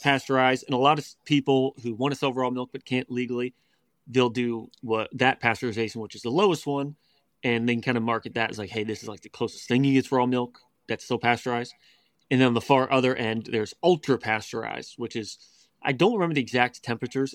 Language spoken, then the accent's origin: English; West Virginia, United States; we grew up in West Virginia, but it was suburbia, you know, about hour and a half from D C